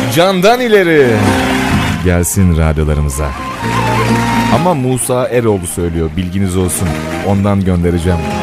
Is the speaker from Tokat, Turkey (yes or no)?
yes; Turhal, Tokat, Turkey; ben de Tokat Turhal'lıyım